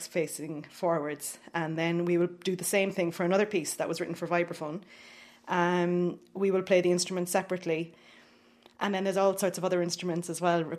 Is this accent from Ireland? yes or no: yes; Cork, Munster, Ireland; now in Dublin, Ireland; I'm from Cork and I'm a percussionist now living in Dublin.